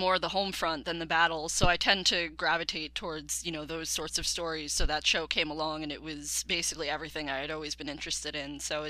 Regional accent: New York, United States; I'm from New York.

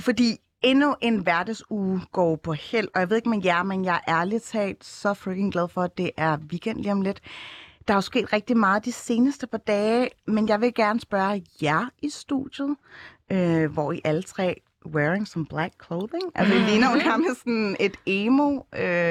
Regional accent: Copenhagen, Capital Region of Denmark, Denmark; Jeg er fra Ryparken og Tingbjerg.

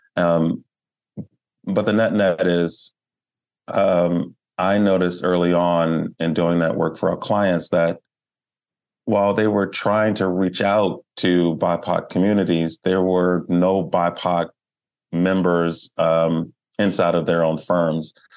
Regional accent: Baltimore, Maryland, United States; I am a Baltimore native. Um, I was born in Baltimore.

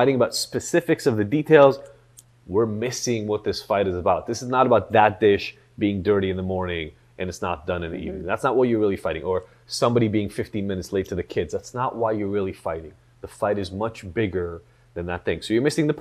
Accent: Israel; moved away; I grew up in Israel

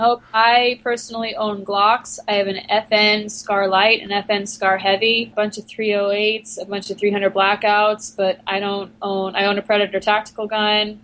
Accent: Long Island, New York, United States; I grew up in New York, on Long Island

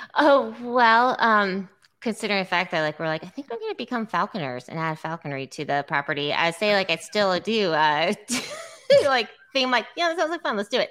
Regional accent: Iowa City, Iowa, United States; also born or lived in San Diego; I grew up in Iowa City

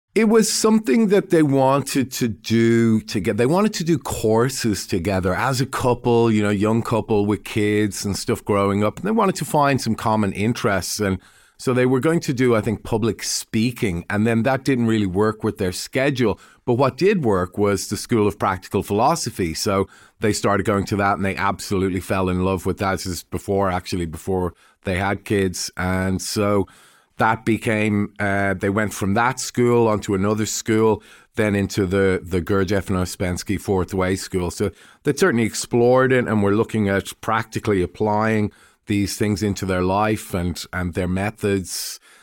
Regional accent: Dublin, Leinster, Ireland; now in Melbourne, Australia; I'm Irish and, uh, I was born in Dublin

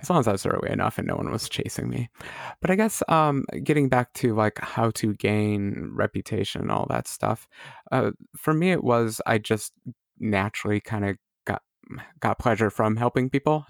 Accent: United States; as an American

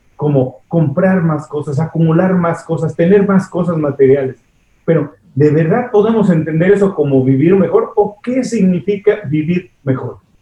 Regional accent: Mexico; Soy mexicano

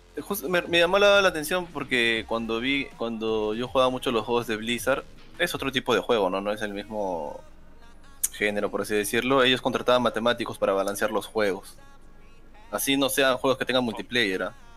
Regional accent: Peru; obvio que soy peruano

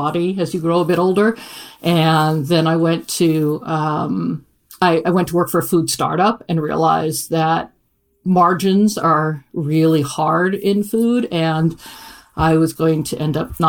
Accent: Iowa, United States; moved away as an adult; also born or lived in Kansas City; I grew up in Iowa

